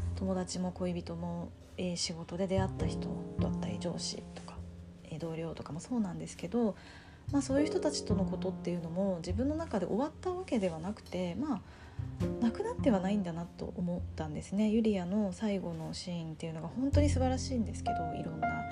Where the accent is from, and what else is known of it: Japan; born or raised there; moved away as an adult; now in Tokyo, Japan